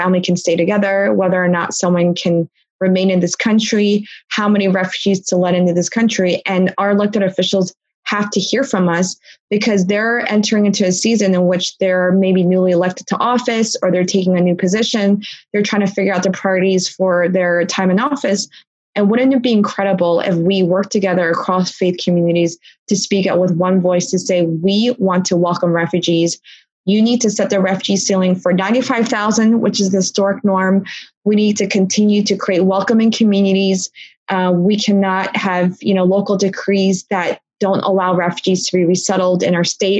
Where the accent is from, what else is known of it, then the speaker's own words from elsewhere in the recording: Blue Bell, Pennsylvania, United States; also born or lived in Philadelphia; I was born in Philly, but my parents moved to Bluebell. And my parents still live there. And that's the town that I grew up